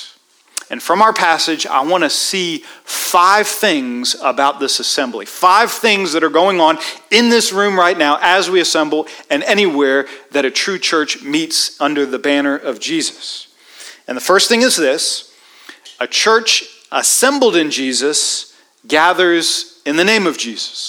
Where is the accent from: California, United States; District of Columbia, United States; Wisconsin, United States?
District of Columbia, United States; Washington; I grew up in Washington, D.C.